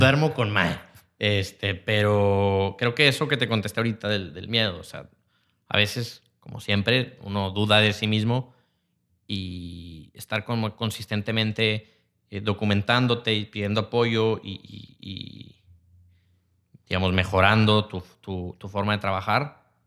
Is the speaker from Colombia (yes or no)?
no; Mexico; como mexicanos tenemos algo que por una parte somos una raza sumamente creativa